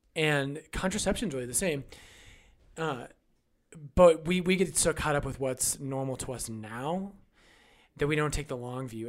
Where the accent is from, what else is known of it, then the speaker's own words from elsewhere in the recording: United States; as American Catholics